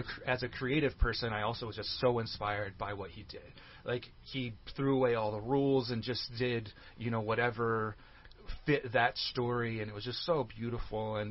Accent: Bay Area, California, United States; I'm originally from the Bay Area, California, but up near San Francisco

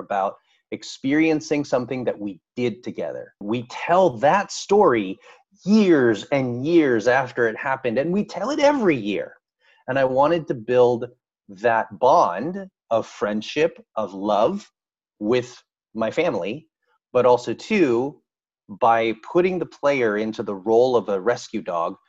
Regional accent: San Francisco, California, United States; born and raised in San Francisco, California. Grew up there all the way until I moved away for college in Central California

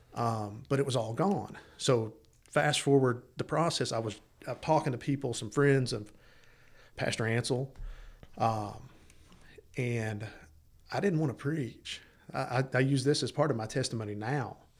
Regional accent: East Tennessee, United States; also born or lived in Los Angeles, California; I was born in East Tennessee

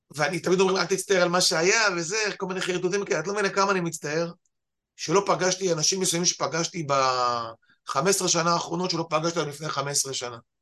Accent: the Krayot, Haifa District, Israel; moved away as an adult; now in central Israel; באנו אנחנו מהקריות

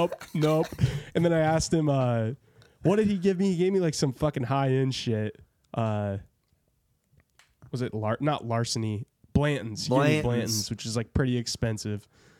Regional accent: Iowa, United States; we're from Iowa.

